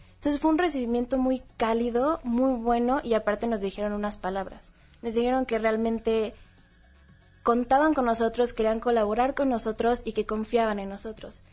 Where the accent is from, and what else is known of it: Mexico